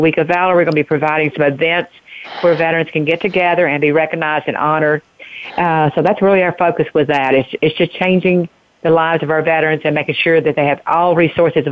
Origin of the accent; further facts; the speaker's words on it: Eastern Kentucky, United States; now in Lexington, United States; I grew up in Eastern Kentucky